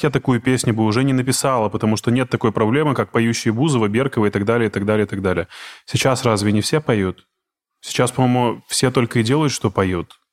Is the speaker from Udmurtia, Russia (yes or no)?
yes; Izhevsk, Udmurtia, Russia; moved away as an adult; now in Moscow, Russia; я из Ижевска, ну, я, по крайней мере, вырос там, все, детство провел и юность